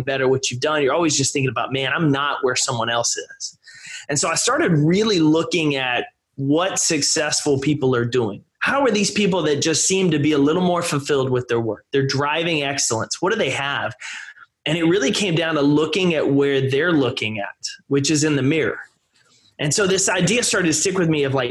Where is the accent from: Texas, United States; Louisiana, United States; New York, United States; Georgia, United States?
Texas, United States; East; I grew up in East Texas